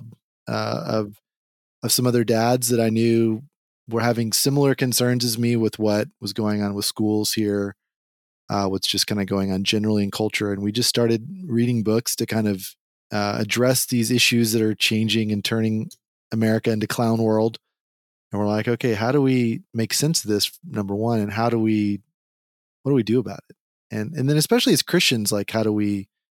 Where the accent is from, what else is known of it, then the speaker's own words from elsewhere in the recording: Texas, United States; accent: Texas; I've got my Texas accent